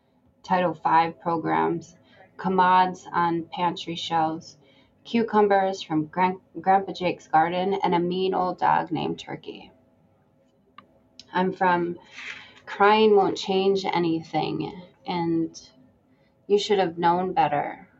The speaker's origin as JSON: {"language": "English", "country": "United States", "said": "I'm from Benishi's bloodline. That's Bill Baker, if you don't speak Ojibwe Mo'en. Ni Migizi Dodem. I'm from 6 Mile, 49 and up the driveway, sitting on green boxes, watching cars."}